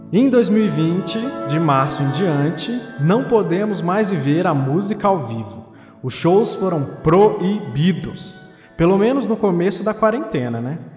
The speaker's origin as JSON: {"language": "Portuguese", "region": "Minas Gerais", "country": "Brazil", "also_born_or_lived": "Contagem", "said": "Para quem não, não pegou o sotaque até agora, eu sou de Minas. Uhum. E eu moro em Contagem"}